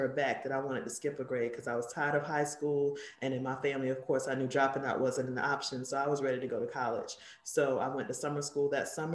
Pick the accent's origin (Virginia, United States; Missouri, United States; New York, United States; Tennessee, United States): Virginia, United States; Carrollton; I grew up in Carrollton, Virginia, which is a small little town in Alloway County. It's about maybe 20 minutes from Newport News in the Tidewater area.